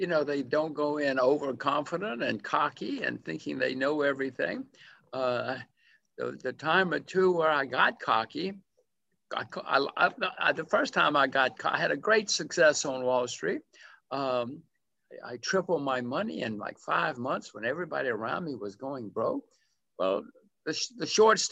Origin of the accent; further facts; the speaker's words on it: Alabama, United States; moved away; also born or lived in Hugo, Oklahoma; I grew up in another small town in Alabama